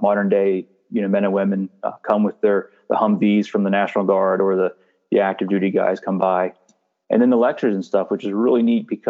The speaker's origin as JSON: {"language": "English", "town": "Lewistown", "country": "United States", "tie": "born or raised there", "said": "I grew up in Lewistown."}